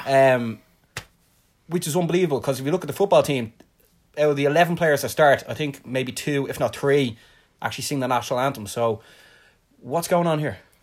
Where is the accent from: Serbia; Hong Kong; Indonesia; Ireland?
Ireland; I'm from Ireland